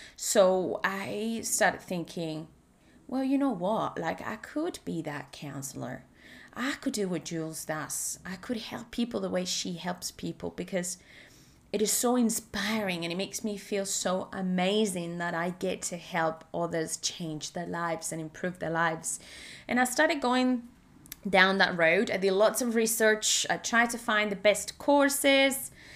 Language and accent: English; Spain; English is a second language; moved away as an adult; now in Australia; I live in Australia, although I'm originally from Spain